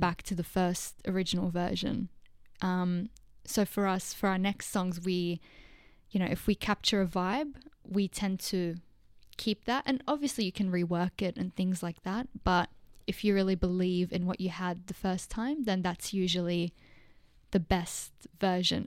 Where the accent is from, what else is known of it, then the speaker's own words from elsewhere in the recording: Lebanon; now in Australia; I was born in Lebanon, so I was born in, um, I wasn't born in Australia. When we, when I moved in two thousand two